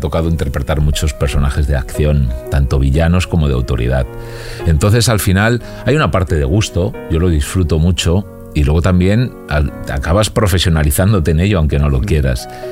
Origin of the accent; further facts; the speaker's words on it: Alcorcón, Community of Madrid, Spain; also born or lived in Carabanchel, Madrid; now in Madrid, Spain; Yo, yo soy de Alcorcón